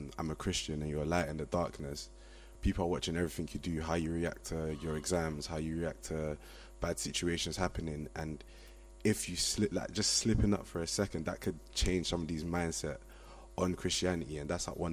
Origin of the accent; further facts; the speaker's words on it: London, United Kingdom; moved away as an adult; now in Liverpool, United Kingdom; I'm originally from Brixton, but I'm studying in Liverpool